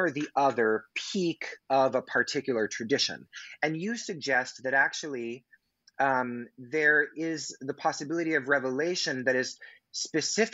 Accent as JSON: {"language": "English", "region": "Pacific Northwest", "country": "United States", "said": "I'm from the Pacific Northwest"}